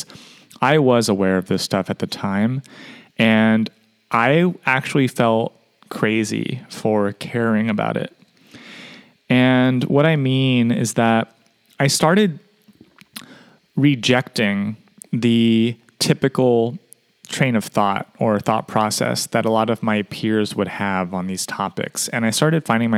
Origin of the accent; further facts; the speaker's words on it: United States; as an American